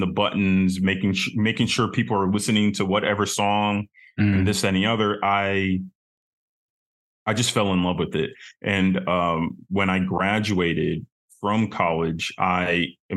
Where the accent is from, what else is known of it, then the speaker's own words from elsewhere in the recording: Sugar Land, Texas, United States; moved away as an adult; also born or lived in New York City / Chicago; now in Big Island, Hawaii, United States; I grew up in Sugarland, Texas